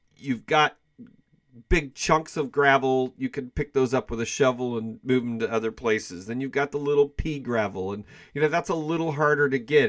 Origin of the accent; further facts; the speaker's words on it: Kansas City, United States; I am from the Kansas City area